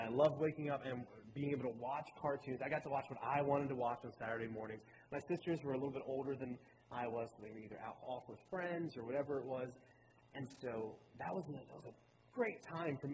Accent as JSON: {"language": "English", "town": "Baltimore", "region": "Maryland", "country": "United States", "tie": "born or raised there", "also_born_or_lived": "North Carolina", "moved": "as an adult", "lives_now": "Roanoke Rapids, United States", "said": "I'm originally from Baltimore, Maryland. My family, I was born and raised in Maryland, and when I was 18 years old, I left"}